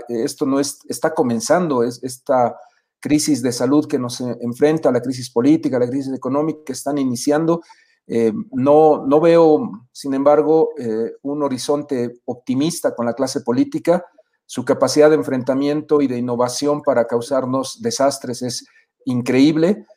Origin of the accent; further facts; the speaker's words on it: Bolivia; a reencontrarnos como bolivianos